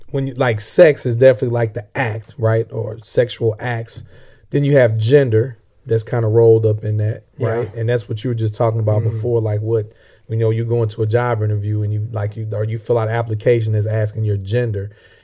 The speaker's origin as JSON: {"language": "English", "region": "Illinois", "country": "United States", "accent": "Southern", "said": "And I'm from Southern Illinois. I'm not really from the South, but people always think I'm from the South because I guess I got a Southern accent."}